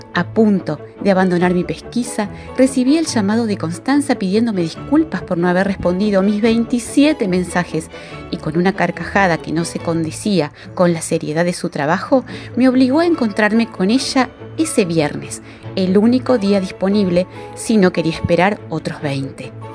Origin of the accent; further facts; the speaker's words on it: Paraná, Entre Ríos, Argentina; de Paraná soy docente